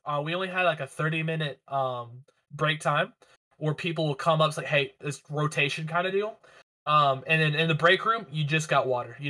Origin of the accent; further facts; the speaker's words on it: Nashville, Tennessee, United States; where we grew up in East Nashville